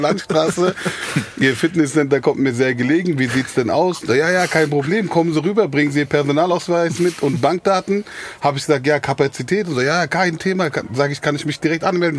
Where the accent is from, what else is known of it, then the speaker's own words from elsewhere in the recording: Frankfurt, Hesse, Germany; also born or lived in Griesheim, Frankfurt; eigentlich bin ich äh, gebürtiger Sachsenhausener. Ich bin, ah. habe meine Kindheit in Sachsenhausen verbracht